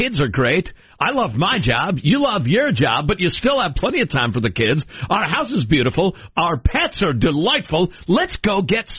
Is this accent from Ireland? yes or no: yes; Ireland; And I'm an Irishman.